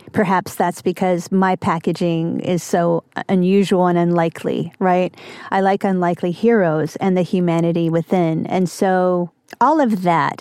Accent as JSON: {"language": "English", "region": "Kentucky", "country": "United States", "tie": "born or raised there", "also_born_or_lived": "New York", "moved": "yes", "said": "a kind of weirdo growing up in Kentucky."}